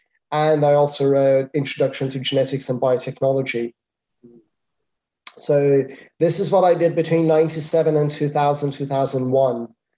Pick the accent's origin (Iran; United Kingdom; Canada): Iran; moved away as an adult; now in Spain; I came from Iran, and in Iran I was doing consultancy. I wasn't doing anything else. So I thought, okay, I come to Spain and I do consultancy